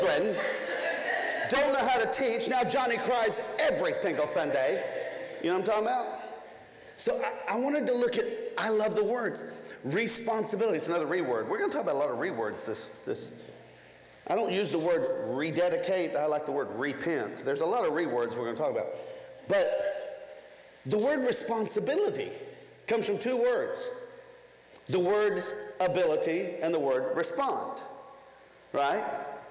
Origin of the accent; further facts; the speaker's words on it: Nashville, Tennessee, United States; I come from Nashville, Tennessee